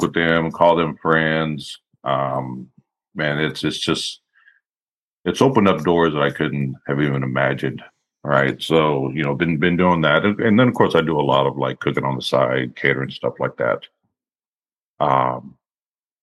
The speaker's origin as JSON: {"language": "English", "town": "Austin", "region": "Texas", "country": "United States", "tie": "born or raised there", "said": "born and raised in Austin, Texas, Texas boy. Currently living in just outside of Austin. It's the only place I've ever lived"}